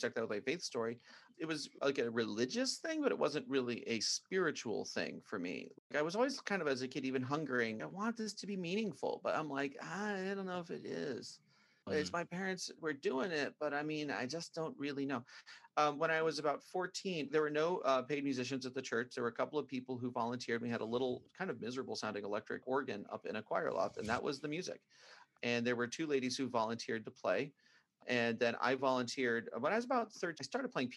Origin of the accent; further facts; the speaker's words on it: Brockway, Pennsylvania, United States; I grew up out in the country outside of a small town called Brockway, Pennsylvania